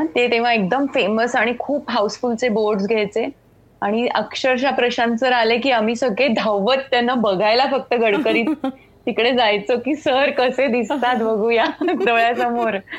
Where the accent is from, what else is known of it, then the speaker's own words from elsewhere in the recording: Goa, India; मी खरं तर कोकणी आहे गोव्याची आहे मी त्यामुळे माझ्या कानावर कोकणी